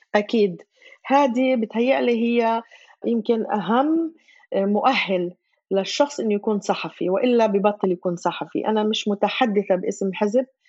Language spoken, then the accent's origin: Arabic; Gaza, Gaza Strip, Palestine; moved away as an adult; also born or lived in Jerusalem; ولدت وعشت بغزه